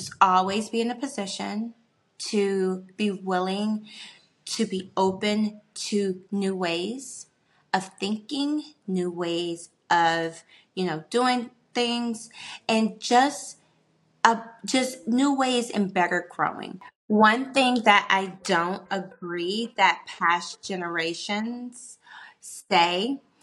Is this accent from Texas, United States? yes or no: no; Washington, District of Columbia, United States; I am a northerner. I am from Washington, D.C., the hustle bustle city